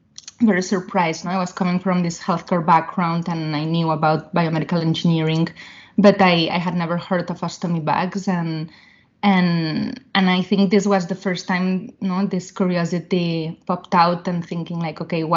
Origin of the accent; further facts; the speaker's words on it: Barcelona, Catalonia, Spain; moved away as an adult; also born or lived in London, United Kingdom / Boston, United States; now in Palo Alto, United States; I'm from Barcelona, from Spain.